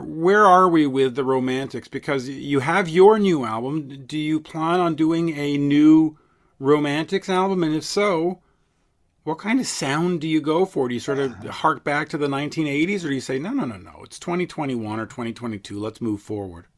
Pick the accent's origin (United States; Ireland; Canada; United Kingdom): Canada; Montreal, Quebec; as we say in Montreal